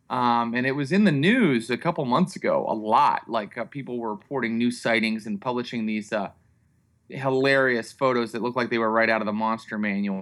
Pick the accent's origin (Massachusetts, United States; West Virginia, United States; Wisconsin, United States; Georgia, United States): West Virginia, United States; Morgantown; I'm from Morgantown, West Virginia.